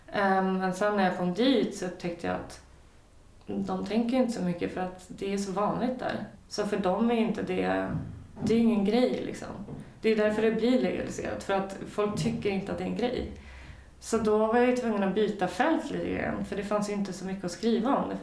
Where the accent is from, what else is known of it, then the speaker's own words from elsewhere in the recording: Sweden; som svensk